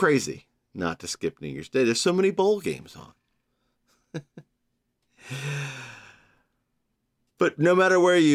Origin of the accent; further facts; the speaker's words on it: Georgia, United States; now in New York, United States; Georgia, my home state